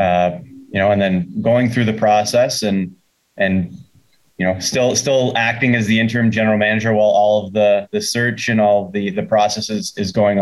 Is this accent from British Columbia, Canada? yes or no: no; Sudbury, Ontario, Canada; moved away as an adult; now in Chicago, United States; I played hockey growing up in Sudbury